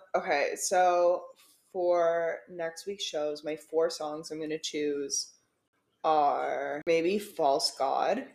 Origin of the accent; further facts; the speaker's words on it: Canada; we're Canadian